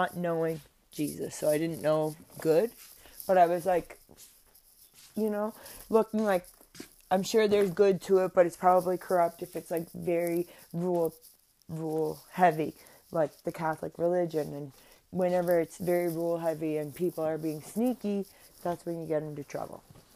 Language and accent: English; Cape Breton, Nova Scotia, Canada; I'm from Cape Breton. I grew up going to church in East Bay, Grand Mara, Sydney.